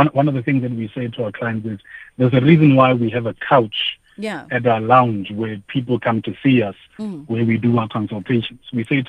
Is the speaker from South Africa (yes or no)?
yes; Mahikeng, North West, South Africa; we grew up in Mafeking